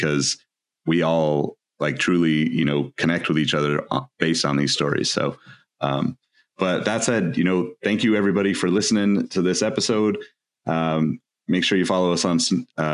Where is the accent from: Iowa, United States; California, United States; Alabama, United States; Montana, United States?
California, United States; Sacramento; I'm from Sacramento, so when the Kings came to town, you know, that was like my hometown